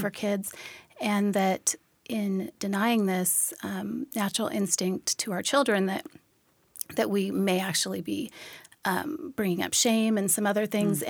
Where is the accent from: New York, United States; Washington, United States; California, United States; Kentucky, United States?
Washington, United States; Olympia; also born or lived in Tacoma, Washington; I'm originally from Tacoma here. I grew up in the Olympia area and then moved back here in 2008 after college